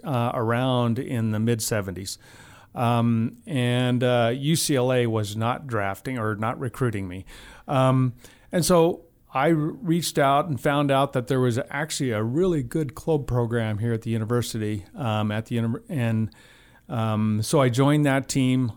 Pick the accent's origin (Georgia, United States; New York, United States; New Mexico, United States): New Mexico, United States; Albuquerque; moved away as an adult; now in Missoula, United States; I grew up in Albuquerque, New Mexico